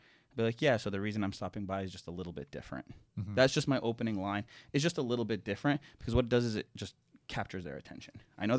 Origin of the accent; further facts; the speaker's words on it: Ohio, United States; also born or lived in Toronto, Canada; I was born in Toronto, but I grew up in Ohio.